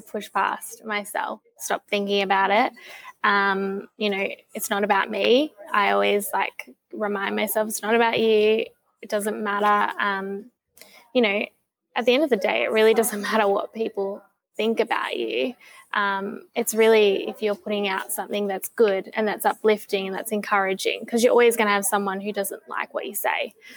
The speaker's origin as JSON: {"language": "English", "region": "Tasmania", "country": "Australia", "tie": "born or raised there", "said": "growing up in Tassie"}